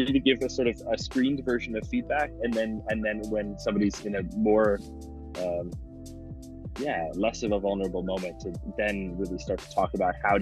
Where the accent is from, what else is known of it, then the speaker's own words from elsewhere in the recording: Midwest, United States; moved away as an adult; now in Munich, Germany; I'm from the Midwest